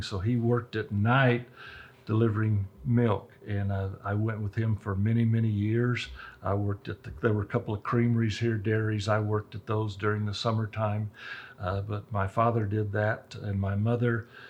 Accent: Roswell, New Mexico, United States; I'm a true Roswell native. My wife and I both were born and raised in Roswell

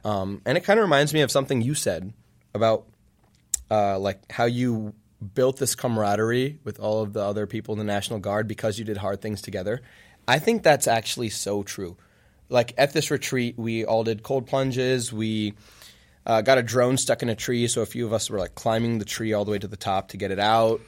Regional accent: Virginia, United States; now in Champaign, United States; I'm from Virginia.

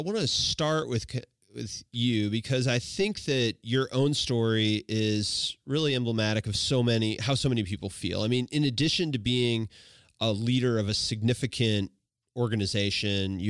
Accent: Washington, Missouri, United States; I grew up in Washington, Missouri

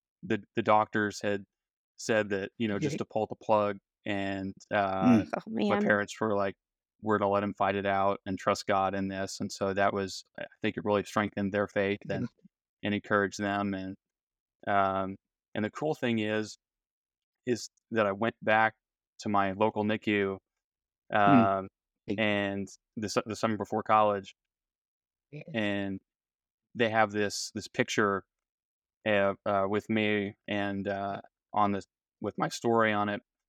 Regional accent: Dallas, Texas, United States; now in Fayetteville, United States; I was born in Fayetteville, Arkansas, lived in Dallas most of my childhood

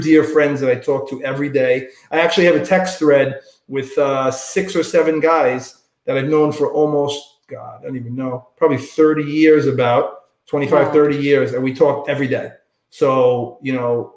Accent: New York City, New York, United States; I grew up in Staten Island, New York

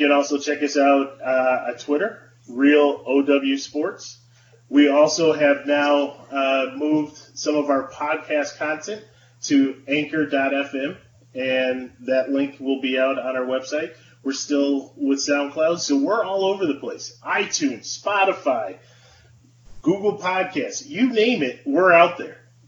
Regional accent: Buffalo, New York, United States; growing up in Buffalo, being able to listen to Jeanneret

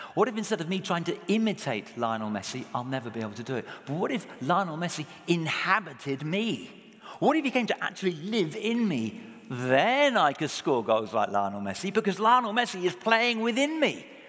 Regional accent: England, United Kingdom; speaking as an Englishman

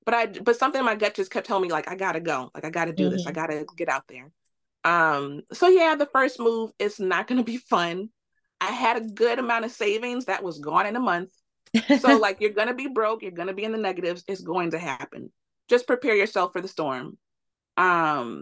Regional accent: Chicago, Illinois, United States; moved away as an adult; now in Los Angeles, United States; I was born and raised in Chicago, lived in Chicago my whole life

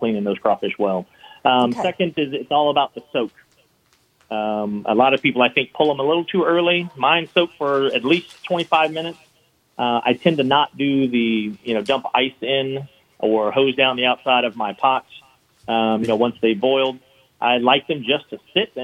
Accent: Baton Rouge, Louisiana, United States; moved away as an adult; now in New Orleans, United States; I'm from Baton Rouge, actually.

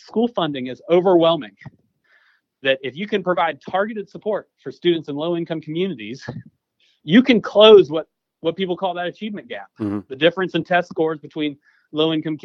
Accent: Clayton County, Georgia, United States; I grew up in Clayton County

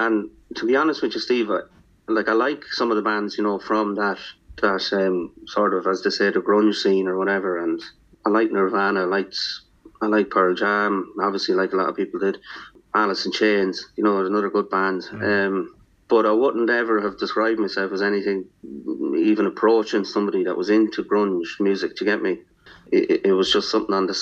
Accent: Athlone, Ireland; I grew up in a place, Stephen, here in my hometown, Nathlone, called Willow Park

